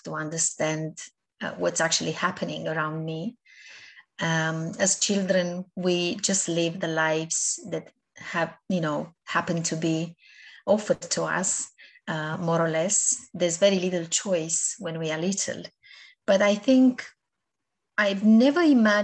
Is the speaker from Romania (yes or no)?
yes; Romania; moved away; I was born back home in Romania. I was brought up in my first years of life by my grandparents